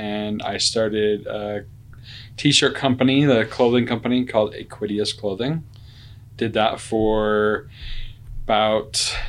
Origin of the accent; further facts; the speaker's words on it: Syracuse, Utah, United States; I grew up in Utah, Syracuse, Utah, and in kind of a farming community.